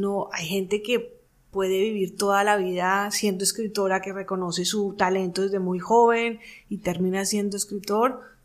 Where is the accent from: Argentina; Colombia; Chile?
Colombia; mi país, Colombia